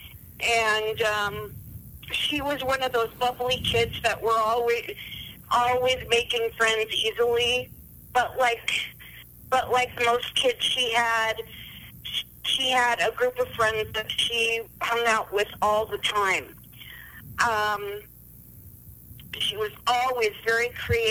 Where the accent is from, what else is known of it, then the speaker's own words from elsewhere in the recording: Ravensdale, Washington, United States; moved away; I'm originally from Washington State, Seattle to be precise. Well, actually Ravensdale, but nobody's ever heard of that, so I always used to cheat and say I was from Seattle